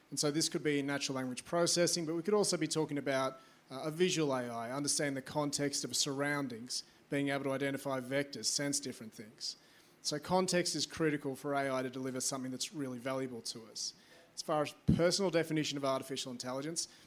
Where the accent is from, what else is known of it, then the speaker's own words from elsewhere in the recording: Australia; yeah, I'm from Australia. Uh, g'day.